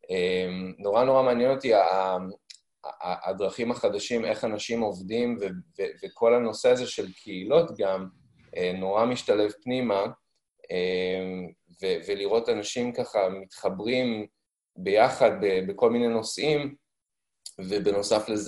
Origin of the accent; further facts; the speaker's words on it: United States; also born or lived in Africa; now in Haifa, Israel; אני בעצם יחסית חדש לחיפה, למרות שהמקורות שלי הם פה, אבל אה, גדלתי לרוב בחו"ל, בארצות הברית ובאפריקה, והגעתי לארץ לפני בערך 11-12 שנים